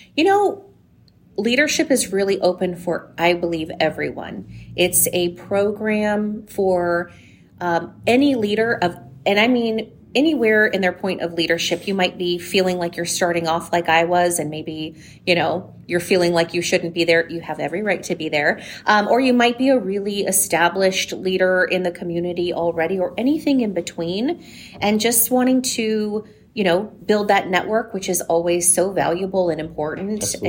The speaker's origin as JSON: {"language": "English", "town": "San Diego", "region": "California", "country": "United States", "tie": "born or raised there", "lives_now": "Coachella Valley, United States", "said": "I'm from San Diego originally, um, born and raised there, came out here at about 15"}